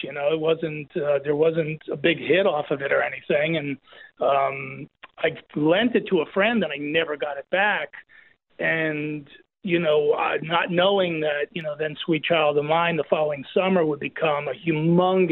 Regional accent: New Jersey, United States; also born or lived in New York; I grew up in Jersey

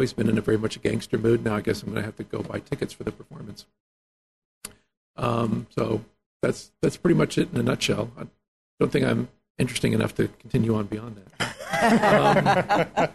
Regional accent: Fresno, California, United States; moved away as an adult; also born or lived in Yolo County, California / Tulare County, California / Napa County, California; now in Napa, United States; born and raised in Fresno

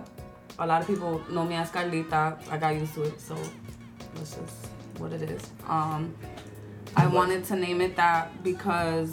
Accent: New York City, New York, United States; us Bronx artists

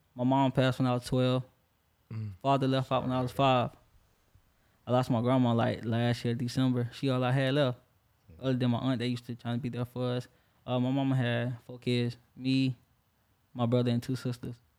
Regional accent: Orangeburg, South Carolina, United States; now in Jacksonville, United States; South Carolina, Orangeburg

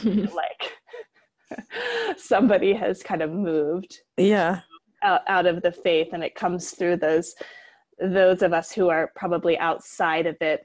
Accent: Utah, United States; And I grew up in Utah as a non-Mormon.

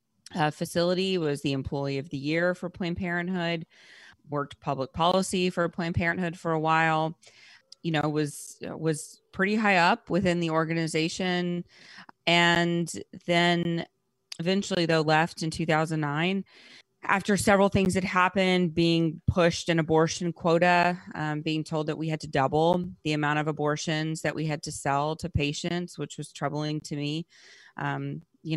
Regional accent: Rockdale, Texas, United States; also born or lived in Louisiana; I was born in Texas

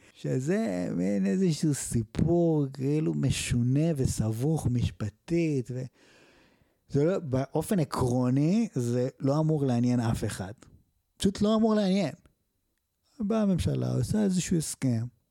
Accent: Israel; אזרח ישראלי שעשה מילואים

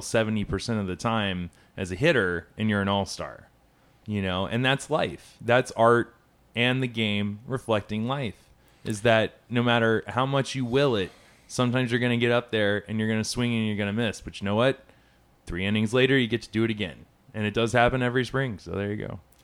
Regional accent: Atlanta, Georgia, United States; Atlanta, my hometown

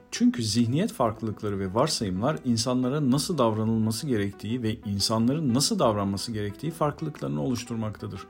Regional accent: Turkey; Bir Türk olarak

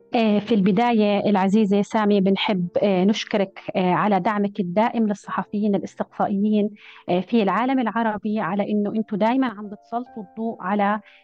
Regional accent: Jordan; عندنا في الأردن

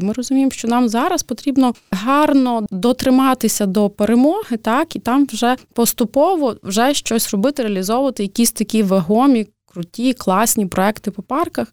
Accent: Lviv, Lviv Oblast, Ukraine; ми, львів'яни

